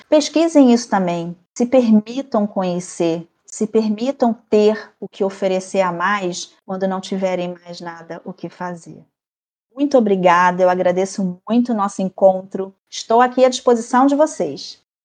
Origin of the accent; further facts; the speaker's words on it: Brazil; como boa brasileira que sou